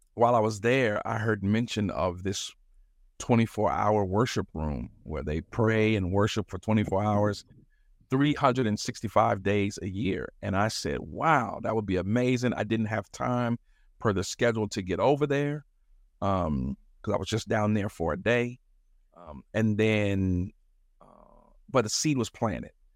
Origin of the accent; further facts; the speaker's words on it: Chicago, Illinois, United States; also born or lived in Madison, Wisconsin; a Chicago native, mostly, actually, I was born in Madison, Wisconsin, believe it or not, and, uh, moved here when I was four, so I'm, I consider myself a, a, a West Sider till